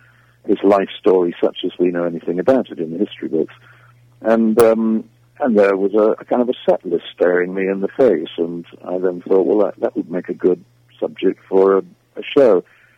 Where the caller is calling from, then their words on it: South West England, United Kingdom; I'm calling you from the West Country of England, where I'm currently doing